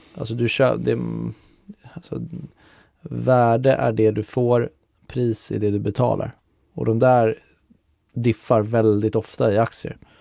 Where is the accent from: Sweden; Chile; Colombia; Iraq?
Sweden; Lidingö, Stockholm County; moved away as an adult; now in Stockholm, Sweden; jag är ju från Lidingö så att eh, nu har jag bott i stan sedan jag flyttade hemifrån för 10-15 år sedan